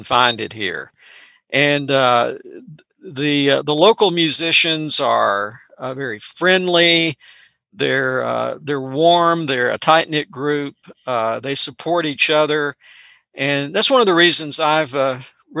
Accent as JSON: {"language": "English", "town": "Memphis", "region": "Tennessee", "country": "United States", "tie": "born or raised there", "moved": "as an adult", "said": "I grew up around Memphis"}